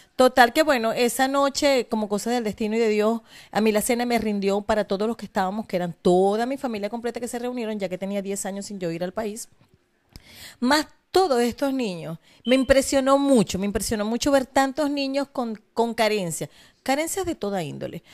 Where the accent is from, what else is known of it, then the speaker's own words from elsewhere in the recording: Maracaibo, Zulia, Venezuela; also born or lived in Falcón; yo nací en Maracaibo, pero mis padres son de Falcón